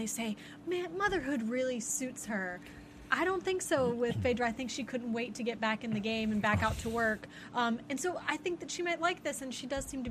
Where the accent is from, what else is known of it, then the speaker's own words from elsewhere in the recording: the South, United States; I'm from the South